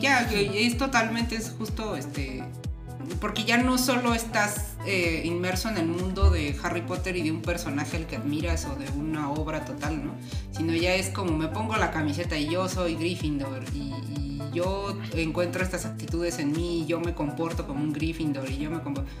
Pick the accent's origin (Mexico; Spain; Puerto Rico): Mexico; Mexico City; nosotros somos aquí de la Ciudad de México